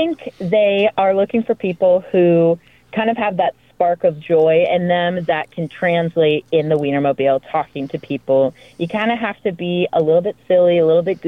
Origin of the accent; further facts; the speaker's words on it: Atlanta, Georgia, United States; moved away; I'm from Atlanta, Georgia